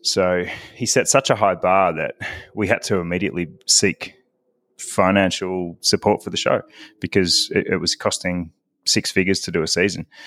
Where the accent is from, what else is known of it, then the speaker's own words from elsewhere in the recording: Victoria, Australia; moved away as an adult; also born or lived in Melbourne, Australia; I am originally, uh, from Melbourne, Australia. I was born in Melbourne, but, uh, spent my childhood in the country